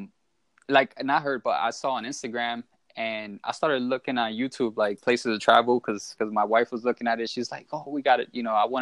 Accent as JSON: {"language": "English", "town": "New York City", "region": "New York", "country": "United States", "tie": "born or raised there", "also_born_or_lived": "Orlando, Florida", "moved": "as an adult", "said": "I was born and raised in the Bronx."}